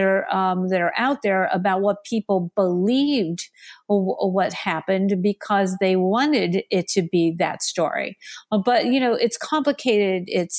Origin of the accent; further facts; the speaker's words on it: Pennsylvania, United States; think about the traditional Democrats that are in areas like the ones that I grew up in Western Pennsylvania, who still preserve a more traditional, more conservative value sets.